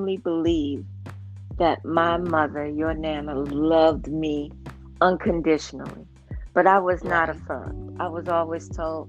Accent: New York, United States; I'm a New Yorker

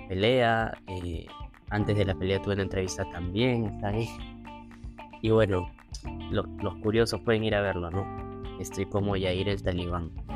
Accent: Lima, Peru; also born or lived in Buenos Aires, Argentina; tengo veintidós años viviendo en Perú

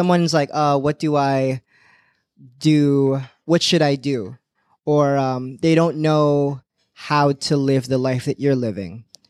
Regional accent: Boston, Massachusetts, United States; Did I tell you that we're from Boston?

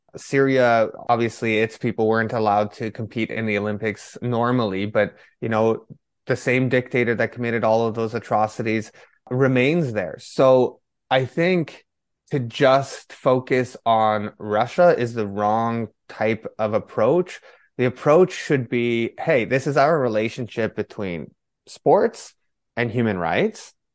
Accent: Canada; my family is originally from Poland. The way that I grew up, especially in, in Canada

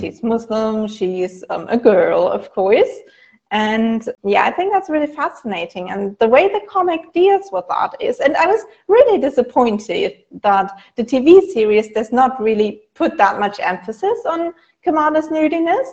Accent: Germany; I'm from Germany

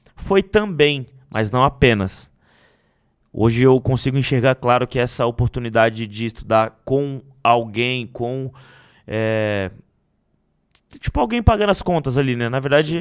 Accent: Guarujá, São Paulo, Brazil; sair da favela que eu cresci

